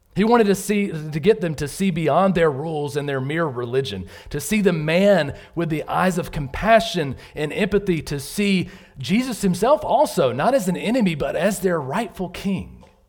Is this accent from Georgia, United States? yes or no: yes; Southern Georgia, United States; moved away as an adult; also born or lived in North Carolina; I grew up in Southern Georgia